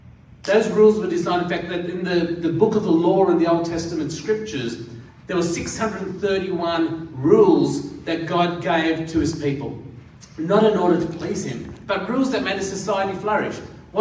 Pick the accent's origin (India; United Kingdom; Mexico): India; born there; I was born in India, hence the tan that I have.